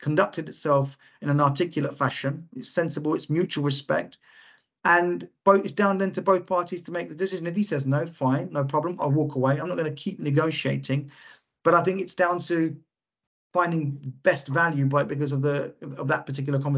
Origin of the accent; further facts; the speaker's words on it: London, United Kingdom; I grew up in Lewisham, which is southeast London.